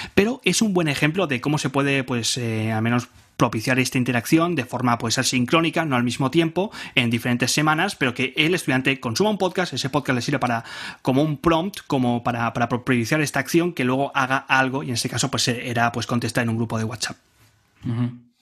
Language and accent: Spanish; Barcelona, Catalonia, Spain; soy de, soy de Barcelona, de España